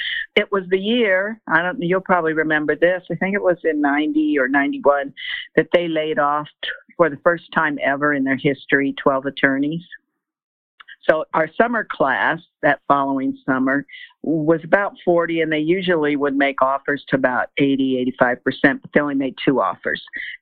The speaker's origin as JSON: {"language": "English", "town": "Denver", "region": "Colorado", "country": "United States", "tie": "born or raised there", "said": "I grew up in Northeast Denver, and I went to Loyola Grade School"}